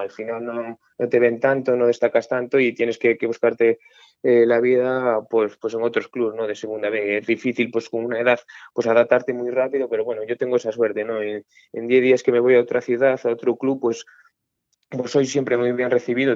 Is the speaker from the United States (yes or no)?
no; Baños de Molgas, Galicia, Spain; moved away; estoy muy orgulloso de ser de Baños de Mono, ¿no? Al final he crecido ahí